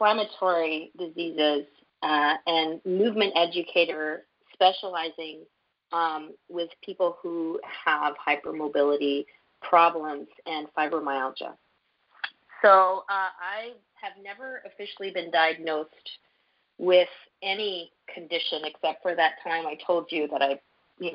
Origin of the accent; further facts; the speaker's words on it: Canada; also born or lived in Montreal; as a Canadian